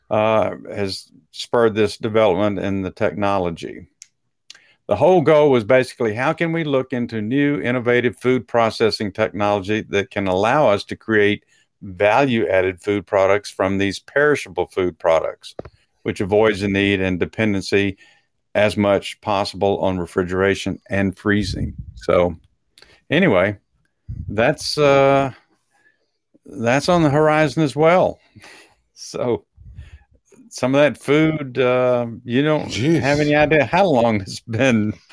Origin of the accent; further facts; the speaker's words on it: Texas, United States; accent: Texas; that was my Texas accent coming out